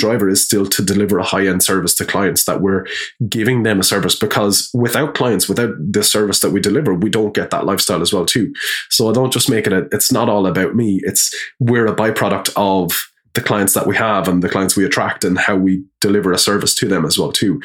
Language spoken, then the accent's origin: English; Wexford, Leinster, Ireland; moved away as an adult; also born or lived in Dublin; we're from Wexford